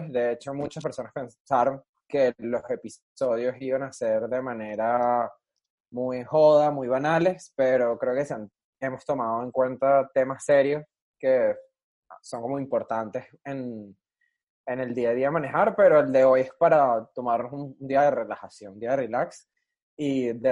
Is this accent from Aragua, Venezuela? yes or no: no; Caracas, Capital District, Venezuela; now in Bogotá, Colombia; Pero nosotros que venimos de Caracas, que íbamos a una discotequita de cuatro paredes y un techito